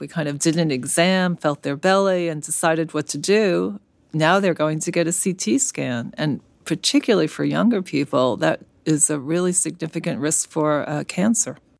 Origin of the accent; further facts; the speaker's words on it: New York City, New York, United States; moved away as an adult; now in San Francisco, United States; I grew up in Brooklyn